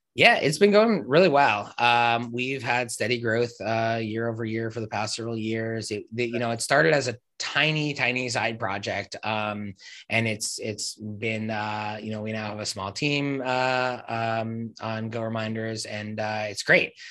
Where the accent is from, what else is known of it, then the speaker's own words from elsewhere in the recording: New Jersey, United States; moved away as an adult; also born or lived in Upstate New York / New York City; now in New York, United States; I grew up in Jersey, about 10 minutes out of New York